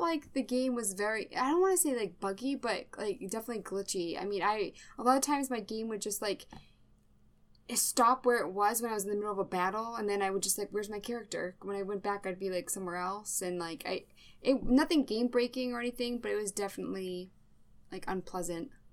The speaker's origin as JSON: {"language": "English", "region": "Massachusetts", "country": "United States", "said": "I am from Massachusetts"}